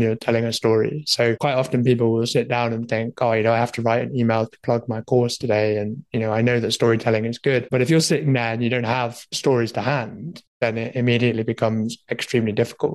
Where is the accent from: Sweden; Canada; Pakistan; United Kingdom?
United Kingdom; Leeds, Yorkshire and the Humber; I'm from the sunny old UK, north of England, coming in from Leeds